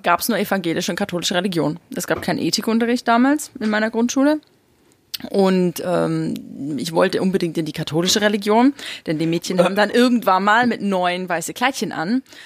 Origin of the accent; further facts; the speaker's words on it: East Germany, Germany; ich bin noch in der DDR geboren